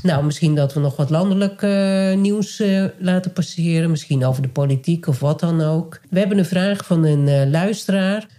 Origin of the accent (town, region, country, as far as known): Nijkerk, Gelderland, Netherlands; born or raised there; moved away